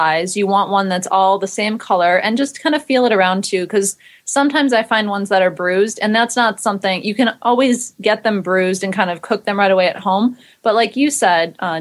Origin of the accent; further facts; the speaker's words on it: East Coast, United States; I grew up on the East Coast, so everything bagels were kind of a norm